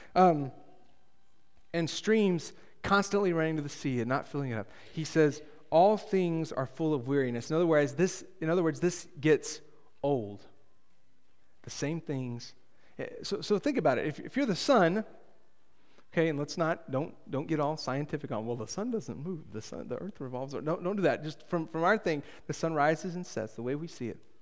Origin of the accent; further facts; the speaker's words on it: Texas, United States; My hometown has, I, I could find three people that have gained some level of fame, um, from, uh, from Tohoku, Texas